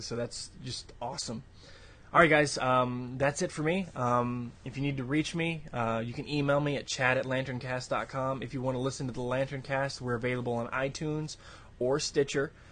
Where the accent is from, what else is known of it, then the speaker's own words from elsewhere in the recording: Austin, Texas, United States; my hometown of Austin, Texas